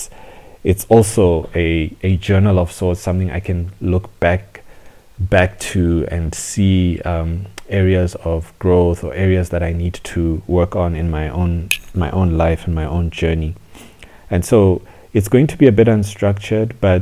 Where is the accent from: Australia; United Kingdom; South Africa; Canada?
South Africa; also born or lived in Zambia / Johannesburg, South Africa; I grew up in South Africa